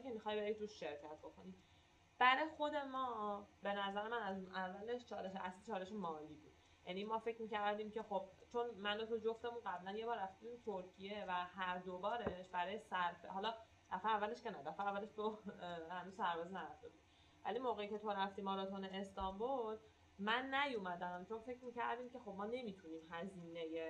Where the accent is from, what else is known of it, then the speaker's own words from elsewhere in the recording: Iran; من گفتم ایرانیم